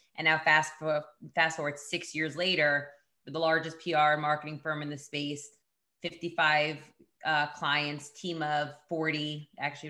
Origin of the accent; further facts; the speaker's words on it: New York City, New York, United States; also born or lived in Boston; I grew up in the Bronx. I grew up in Riverdale, went to school in the city, and then went to BU